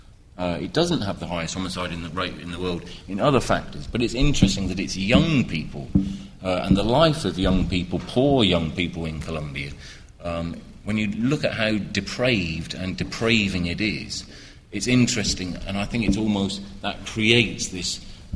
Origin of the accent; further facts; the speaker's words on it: United Kingdom; As a British person, I saw it with the IRA growing up